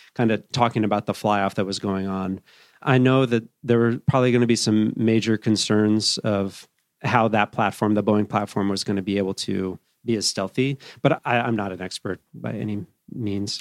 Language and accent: English; Evergreen, Colorado, United States; also born or lived in Boulder, Colorado; I grew up as a young kid, kinda, a few different places, but settled in Evergreen, Colorado, which is up in the foothills, uh, west of Denver.